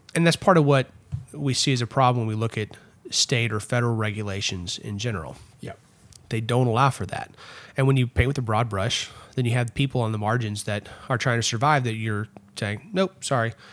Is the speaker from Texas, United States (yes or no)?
yes; Erath County, Texas, United States; also born or lived in Fort Worth, Texas; where I grew up in Erath County